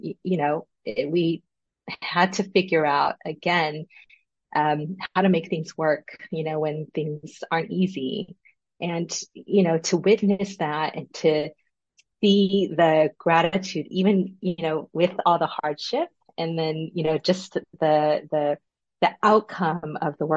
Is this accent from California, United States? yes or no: yes; Los Angeles, California, United States; I was the very first daughter born in the U.S. in Los Angeles